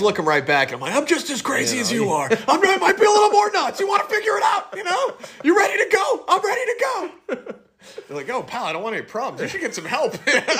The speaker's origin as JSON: {"language": "English", "region": "New York", "country": "United States", "tie": "born or raised there", "also_born_or_lived": "West Virginia / Jacksonville, Florida", "moved": "yes", "said": "growing up in New York and then living in West Virginia"}